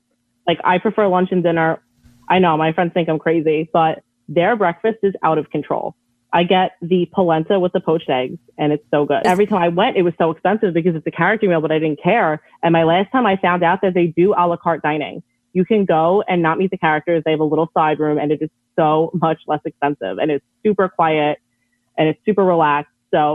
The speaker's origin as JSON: {"language": "English", "region": "New York", "country": "United States", "said": "I'm from New York."}